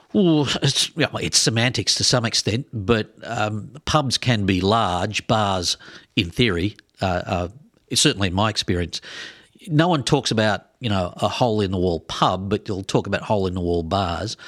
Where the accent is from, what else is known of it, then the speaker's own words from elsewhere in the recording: Australia; moved away as an adult; also born or lived in Twin Cities, Minnesota; now in Minneapolis-Saint Paul, United States; I'm from Australia